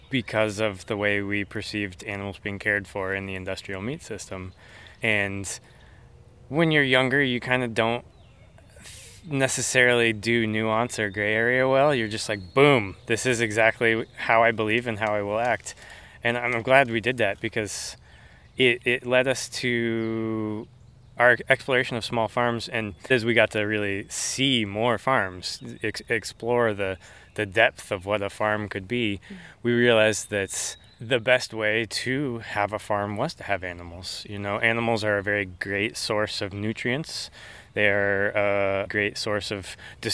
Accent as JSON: {"language": "English", "town": "Franklin", "region": "Indiana", "country": "United States", "tie": "born or raised there", "also_born_or_lived": "Colorado", "said": "I was born out in Colorado, but my family moved back and forth between Colorado and Indiana a couple times. So since third grade, Indiana is home, and I grew up in Franklin"}